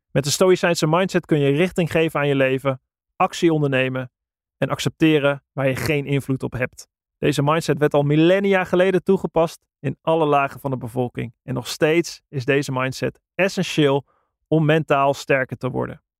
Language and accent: Dutch; Netherlands; wij zijn Nederlander, we zijn in een heel klein landje opgegroeid.